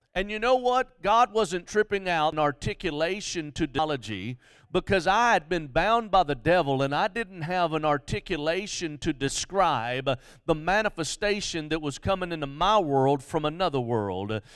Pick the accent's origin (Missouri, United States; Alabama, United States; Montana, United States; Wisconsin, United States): Alabama, United States; Mobile; I grew up in Mobile.